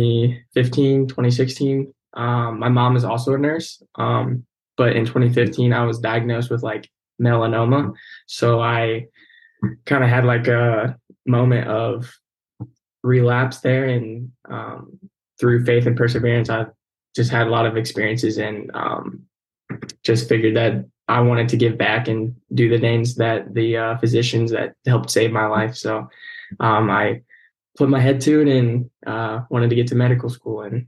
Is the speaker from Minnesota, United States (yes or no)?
no; Waynesville, Ohio, United States; I'm from Waynesville, Ohio. It's like in between Cincinnati and Dayton. I graduated there in 2019